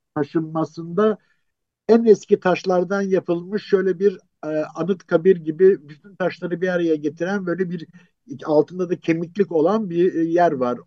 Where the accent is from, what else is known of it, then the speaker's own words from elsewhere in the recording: Istanbul, Turkey; ben doğma büyüme e, şeyden yani Beyoğlu e, Taksim'de bütün çocukluğum gençliğim geçti.